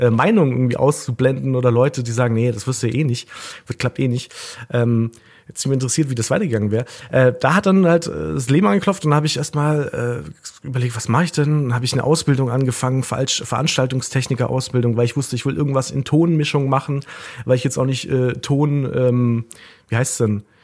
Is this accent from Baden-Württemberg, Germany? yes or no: yes; Baden-Württemberg, Germany; now in Berlin, Germany; ich wohne jetzt derzeit in Berlin, aber ich komme ursprünglich aus der Nähe von Stuttgart bei Tübingen und ähm, dort habe ich auch studiert.